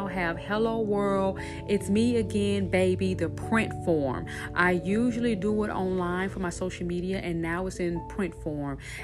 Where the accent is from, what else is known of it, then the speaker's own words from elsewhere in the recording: Shreveport, Louisiana, United States; my church in Shreveport, Louisiana. That's my hometown